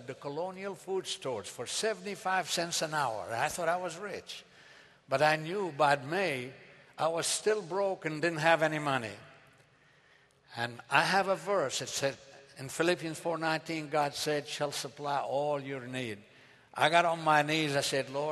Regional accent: Beirut, Beirut Governorate, Lebanon; born or raised there; English is a second language; moved away as an adult; now in United States

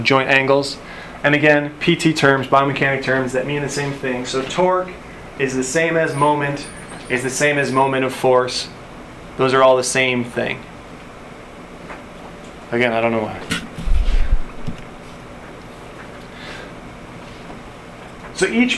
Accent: Buffalo, New York, United States; now in Tennessee, United States; I grew up in Buffalo.

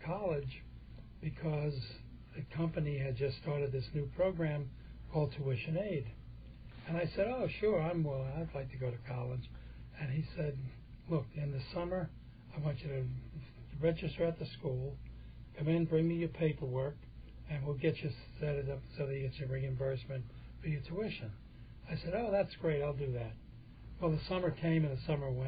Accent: North Bergen, New Jersey, United States; I was born and raised in Hudson County, New Jersey, and in North Bergen, to be specific

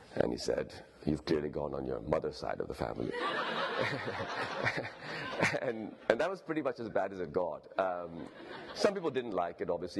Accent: Lahore, Punjab, Pakistan; first language Urdu; moved away as an adult; also born or lived in Stanford, California, United States / New York, United States / London, United Kingdom; in the 1980s, when I was growing up in Lahore

